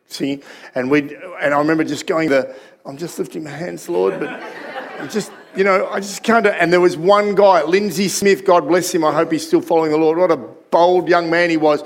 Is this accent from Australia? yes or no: yes; Sydney, New South Wales, Australia; that community that I was growing up in Sydney